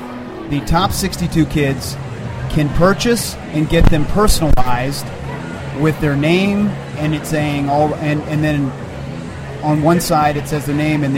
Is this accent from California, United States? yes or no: no; Virginia, United States; Docs and I grew up here in Virginia